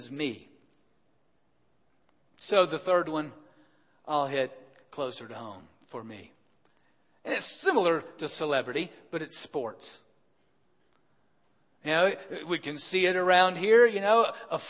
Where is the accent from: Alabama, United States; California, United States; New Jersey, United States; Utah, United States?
Alabama, United States; moved away; the University of Alabama, my home state